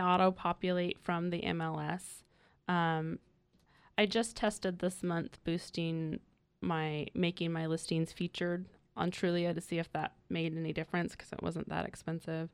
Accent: Willits, California, United States; moved away as an adult; also born or lived in San Luis Obispo, California; now in North County, California, United States; I'm originally from Northern California. I came down from, um, the small town of Willits in Mendocino County

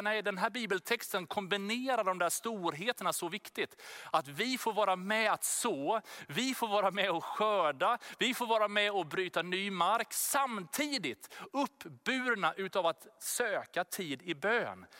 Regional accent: Sweden; Vi är ju svenskar, vi bor här i Sverige

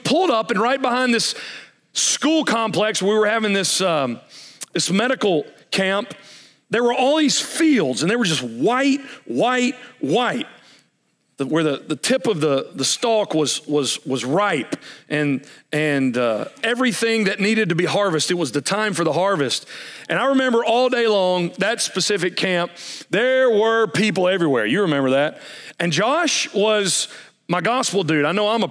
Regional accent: United States; as an American

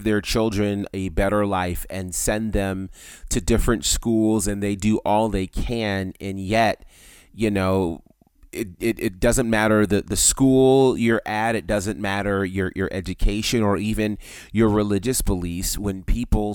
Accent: United States; us as African American men

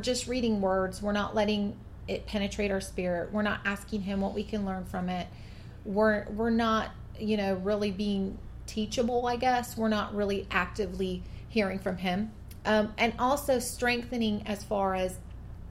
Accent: coastal western Washington, United States; now in Georgia, United States; I grew up in Washington State, in coastal western Washington, where temperatures, it might get to 90, but it's not humid

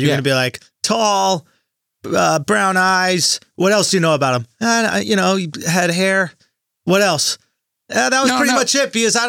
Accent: United States; But I'm American.

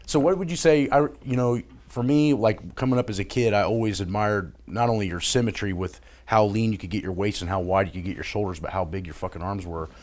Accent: Indiana, United States; I was a kid stuck in Indiana that wanted to be in L A.

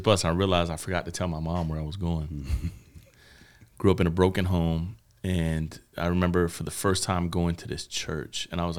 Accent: Miami, Florida, United States; moved away as an adult; now in Atlanta, United States; I was born and raised in Miami, Florida. And the cool thing about Miami is kind of a melting pot. You know, being a white man in Miami in high school, I was a minority, but didn't know it.

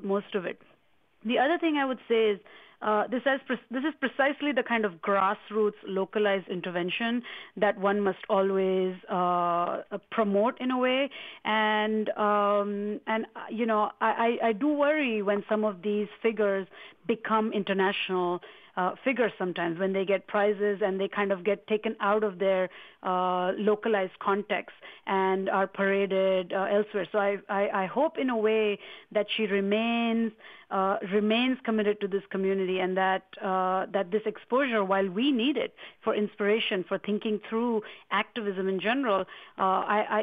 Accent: India; I'm from India

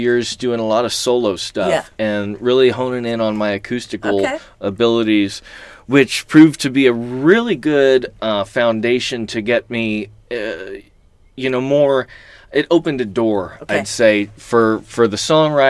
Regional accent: Oceanside, California, United States; also born or lived in Santa Monica / Dallas-Fort Worth, Texas / Kerrville, Texas; I came down to Oceanside and lived in Oceanside as long as I could remember

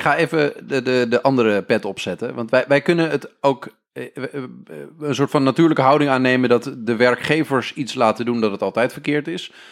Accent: northern Netherlands, Netherlands; wij komen allemaal uit Noord-Nederland.

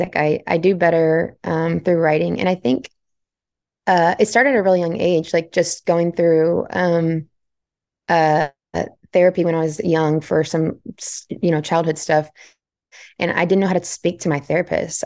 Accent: Central Texas, United States; I was born and raised in Central Texas

